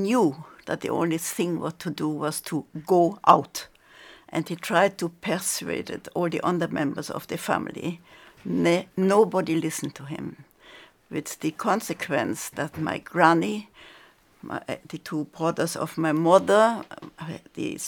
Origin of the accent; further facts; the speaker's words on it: Wiesbaden, Hesse, Germany; moved away; I was born in Wiesbaden in Germany, a well-known spa city